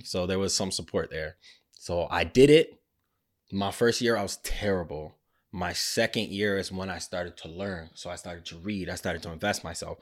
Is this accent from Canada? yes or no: yes; Mississauga, Ontario, Canada; We grew up in Mississauga.